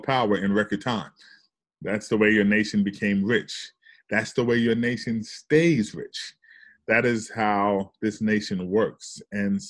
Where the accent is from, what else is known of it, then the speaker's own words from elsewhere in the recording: New York City, New York, United States; moved away as an adult; also born or lived in the South; I'm from the South Bronx